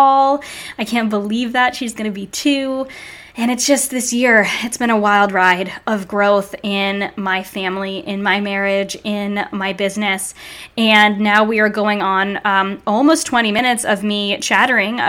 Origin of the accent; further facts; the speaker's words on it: Narragansett, Rhode Island, United States; I grew up in New England, right by the beach in this tiny little beachside town called Narragansett.